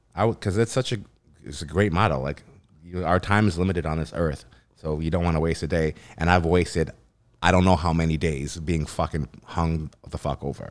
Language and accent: English; Vancouver, British Columbia, Canada; I'm from here. I'm Canadian